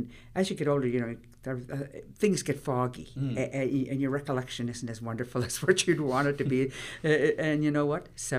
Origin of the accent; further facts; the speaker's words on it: Lennox Island, Prince Edward Island, Canada; I'm originally from Lennox Island. I was born there.